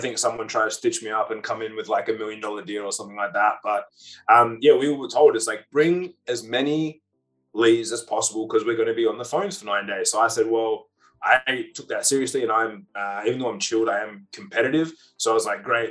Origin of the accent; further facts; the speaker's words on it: Perth, Western Australia, Australia; I was from Perth